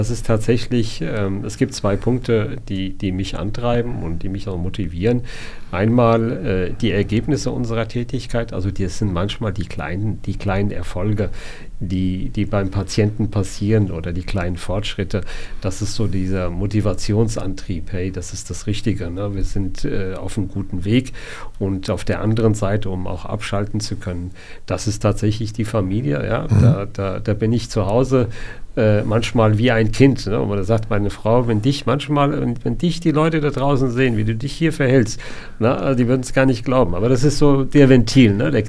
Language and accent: German; Hanau, Hesse, Germany; Ich bin gebürtiger Hanauer.